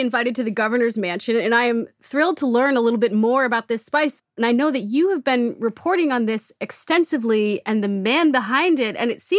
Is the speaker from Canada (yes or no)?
no; New England, United States; I grew up in New England